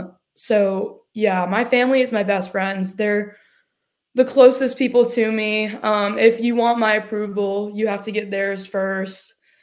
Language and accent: English; Decatur, Georgia, United States; also born or lived in Jefferson, Georgia / Milledgeville, Georgia; I grew up in Decula, Georgia. And then we moved to Jefferson, Georgia, where we live now.